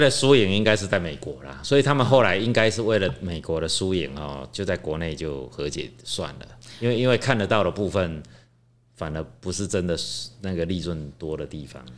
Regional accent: Taiwan; 我们台湾人很喜欢呢，怎么样，买房子登记在儿子名下

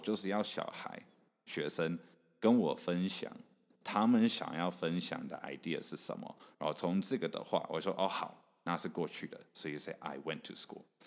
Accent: Canada; moved away as an adult; also born or lived in Taichung, Taiwan; now in Taiwan; 所以其实英文是我第二个语文。所以我是台中出生，你刚刚有有提到这个，所以我大概三岁半、四岁半到加拿大的时候，我我完全不会讲英文， 嗯、 我是中文、台语跟客家话都会讲

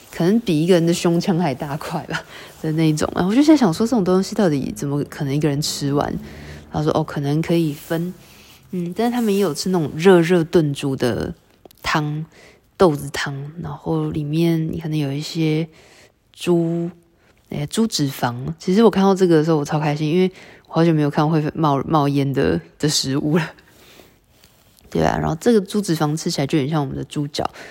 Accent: Taiwan; 我们台湾人

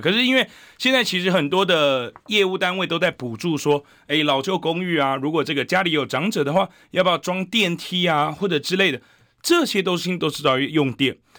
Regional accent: Taiwan; 我们台湾人不要被温水煮青蛙

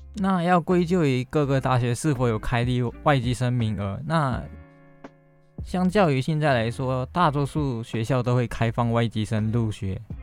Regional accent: Malaysia; moved away as an adult; now in Taiwan; 我是来自马来西亚的

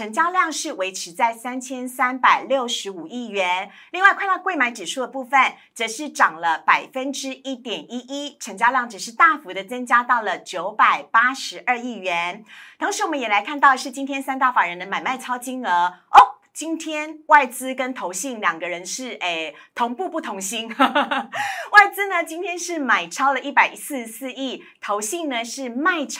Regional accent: Tainan, Taiwan; 我台南人啦，

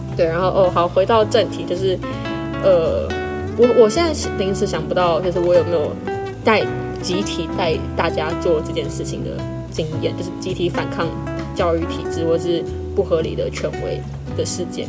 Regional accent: Taiwan; 我自己本整个人就是有一点就是台湾，然后也有一点，就是我从小是吃双语长大的

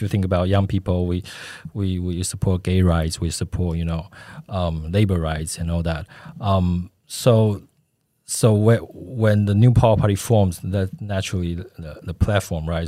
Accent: Taipei, Taiwan; moved away; also born or lived in United States; I grew up in Daan and Shinyi

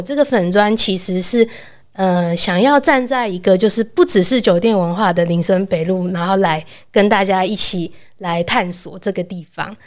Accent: Taipei, Taiwan; 我小时候就住在长春路附近

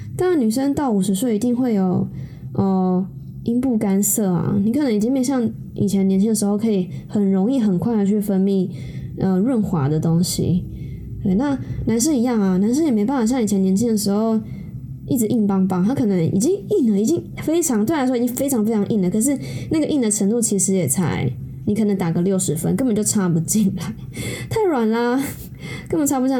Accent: Taiwan; 毕竟我是一个土生土长的台湾人

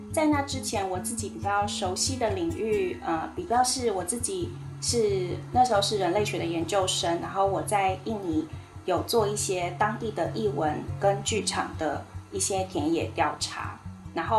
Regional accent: Taiwan; 我们台湾人

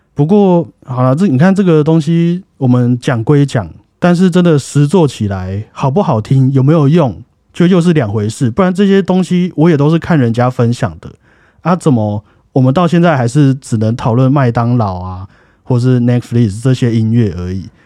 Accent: Taiwan; 我们台湾人

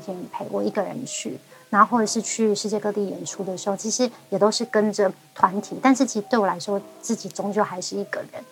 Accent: Hualien County, Taiwan; first language Amis; also born or lived in Ruisui; 我自己真的在花莲出生，而且我第一个家应该就是七星潭。 嗯，很美的一个地方。 我的那个，呃，我一岁到三岁之前这中间长大的这个期间啊的那个家，我只要跑步十五秒，我就会碰到海水

